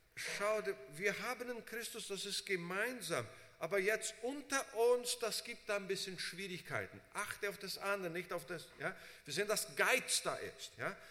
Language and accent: German; Brazil; moved away as an adult; also born or lived in United States; Ich bin in Brasilien unter Deutschen aufgewachsen, habe da unter Brasilianern gearbeitet, bin nach USA